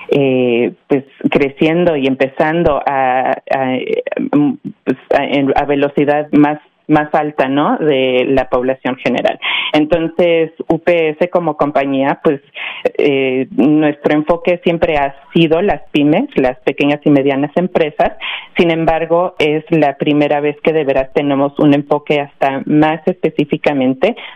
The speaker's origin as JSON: {"language": "Spanish", "country": "Mexico", "also_born_or_lived": "Miami", "lives_now": "United States", "said": "soy yo originalmente de México, pero sí, como eh, ya mencioné, pues sí, viví en Miami ya por muchos años"}